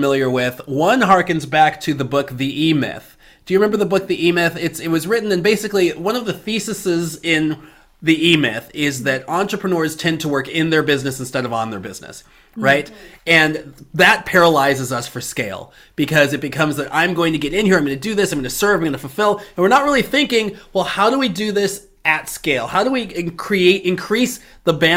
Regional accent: Chicago, Illinois, United States; I grew up in Chicago

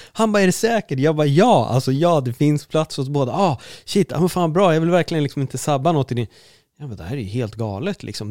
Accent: Sweden; vi är jättetrevliga vi svenskar

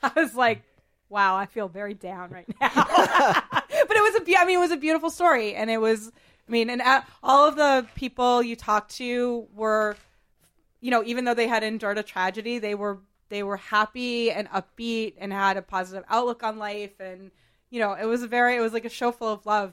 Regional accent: Boston, Massachusetts, United States; I grew up in Boston

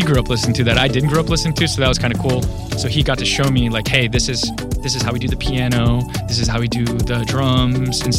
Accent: South Florida, United States; I grew up in South Florida

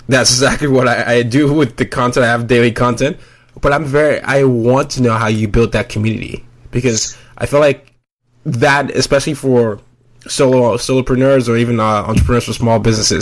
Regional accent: Nigeria; I'm from Nigeria, several tribes

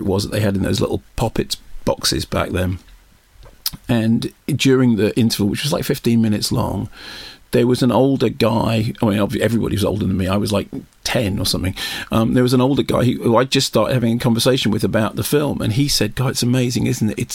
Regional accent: London, United Kingdom; I grew up in North London, in North Finchley

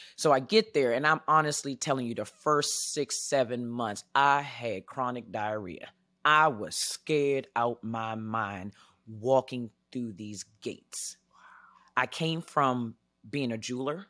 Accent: Washington, District of Columbia, United States; moved away as an adult; now in Arizona, United States; I'm originally from Washington, D C

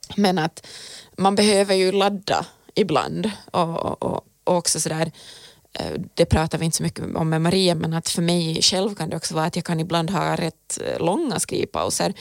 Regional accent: Finland; för mig som är finlandssvensk

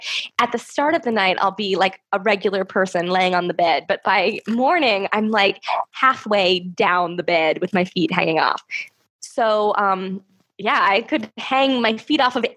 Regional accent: United States; I'm American

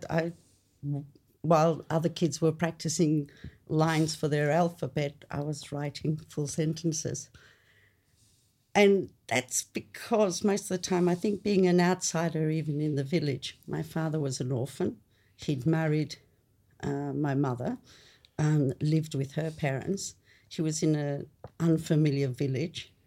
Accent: Australia; English is a second language; coming to Australia was really weird. You know, first, I remember vividly put in grade two, Hyde Street Foots Grade Primary School

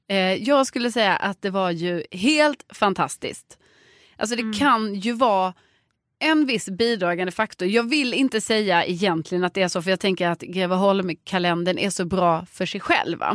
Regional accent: Lund, Skåne, Sweden; moved away; hemma i Lund

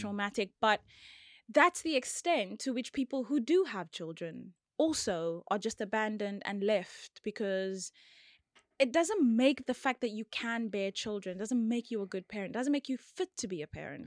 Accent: George, Western Cape, South Africa; I'm from George

